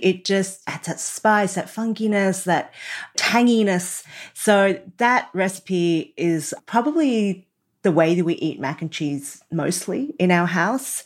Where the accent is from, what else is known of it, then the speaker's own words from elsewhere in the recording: Australia; I was born in Australia